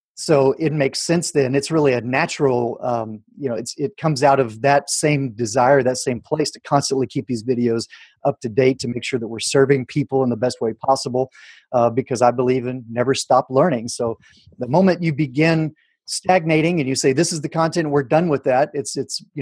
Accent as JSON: {"language": "English", "town": "Houston", "region": "Texas", "country": "United States", "tie": "born or raised there", "said": "the Art Institute of Houston, where I'm my hometown"}